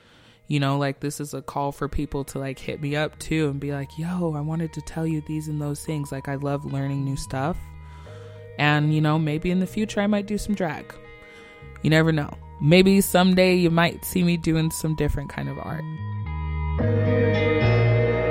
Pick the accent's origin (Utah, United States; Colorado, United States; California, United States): Utah, United States; Salt Lake City; I'm born and raised in Salt Lake